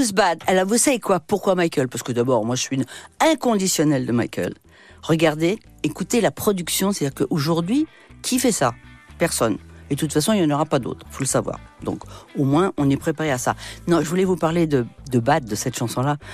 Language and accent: French; France; moved away; also born or lived in New York, United States; quand on est français